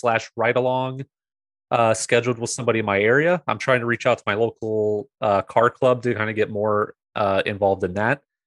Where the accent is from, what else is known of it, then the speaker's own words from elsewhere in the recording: Florida, United States; now in Ontario, Canada; I'm originally from Florida, and I now live in Canada.